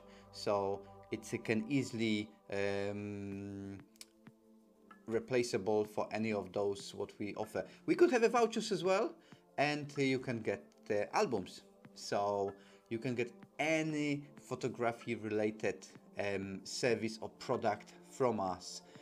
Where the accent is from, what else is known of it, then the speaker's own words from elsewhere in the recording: Poland; now in London, United Kingdom; We are purely made in Poland, 100% Polish, live in London